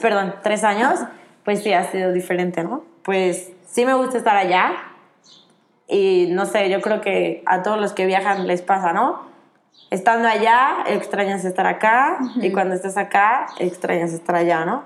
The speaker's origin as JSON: {"language": "Spanish", "country": "Mexico", "said": "yo que soy de México"}